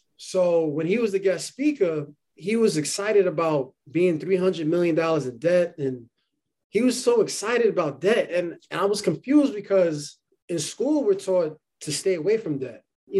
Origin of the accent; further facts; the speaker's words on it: New York City, New York, United States; also born or lived in Harlem; I was born in Harlem, raised in the Bronx, go Yankees. And I was raised in the Bronx. I still live in New York City.